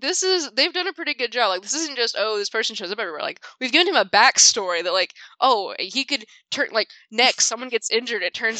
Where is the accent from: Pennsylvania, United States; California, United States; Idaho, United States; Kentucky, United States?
Kentucky, United States; I'm from Kentucky